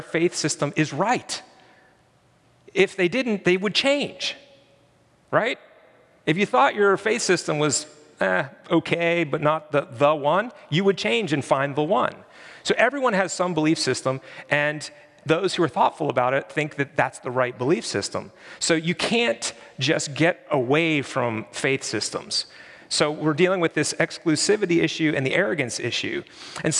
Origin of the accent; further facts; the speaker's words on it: Pennsylvania, United States; I'm from Pennsylvania